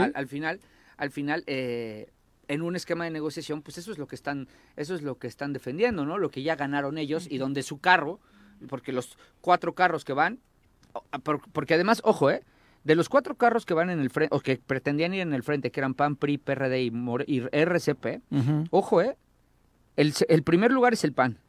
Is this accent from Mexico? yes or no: yes; Morelos, Mexico; en Morelos, en mi pueblo, somos chismosos